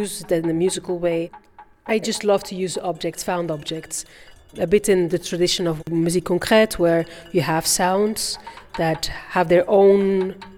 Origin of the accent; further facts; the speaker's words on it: Bruges, Flanders, Belgium; also born or lived in Rwanda / Brussels; I feel very Belgian. I'm from Bruges. And my childhood memories are all from my life in Belgium.